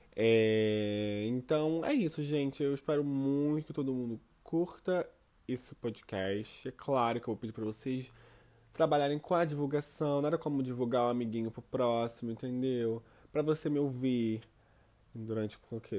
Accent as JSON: {"language": "Portuguese", "region": "Rio de Janeiro", "country": "Brazil", "moved": "yes", "lives_now": "Auckland, New Zealand", "said": "sou do Rio de Janeiro, mas atualmente eu moro em Auckland, na Nova Zelândia"}